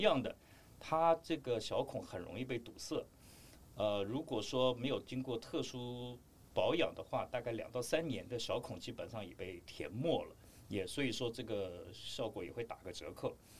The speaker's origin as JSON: {"language": "Chinese", "country": "Taiwan", "said": "我们台湾这边对二一式迷彩基本上的了解是非常非常地少的"}